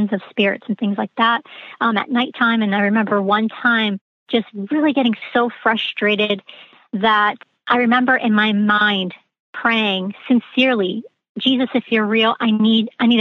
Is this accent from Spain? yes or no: no; Connecticut, United States; I am from Connecticut, so the Northeast.